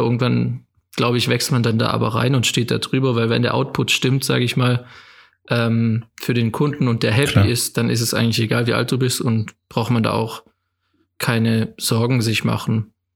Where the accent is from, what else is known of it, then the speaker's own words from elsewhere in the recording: Rottweil, Baden-Württemberg, Germany; ich bin hier aufgewachsen in Rottweil, in einem kleinen Dorf bei Rottweil, Zepfenhorn